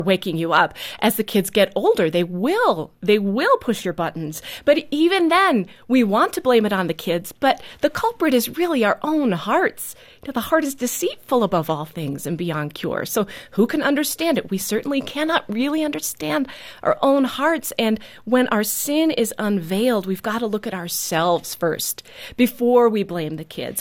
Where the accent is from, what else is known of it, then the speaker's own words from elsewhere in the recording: New Holstein, Wisconsin, United States; also born or lived in Neenah, Wisconsin; I grew up in New Holstein